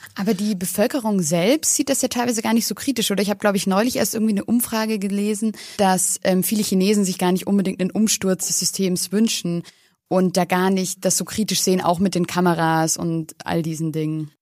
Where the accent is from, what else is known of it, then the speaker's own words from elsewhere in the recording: Germany; in Deutschland